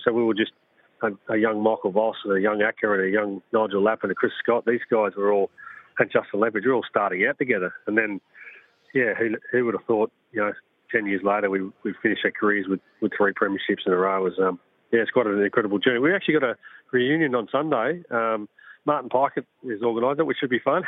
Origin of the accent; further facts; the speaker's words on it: South Australia, Australia; growing up in South Australia